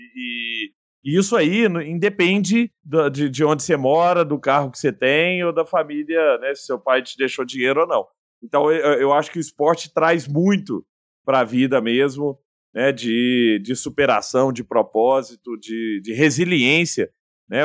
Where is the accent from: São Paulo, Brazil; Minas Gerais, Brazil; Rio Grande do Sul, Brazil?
Minas Gerais, Brazil; Araguari; lá em Araguari, na minha terra natal